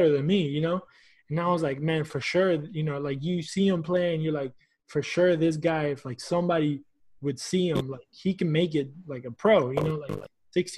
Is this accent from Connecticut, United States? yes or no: no; Houston, Texas, United States; also born or lived in Argentina; I consider myself a Houstonian, even though I was born in Argentina. Like, I'm a Houstonian